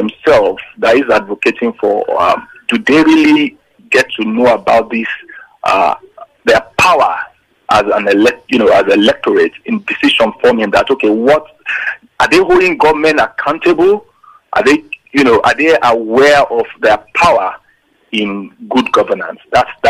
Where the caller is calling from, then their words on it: Lagos, Nigeria; I'm calling from Lagos, Magodo.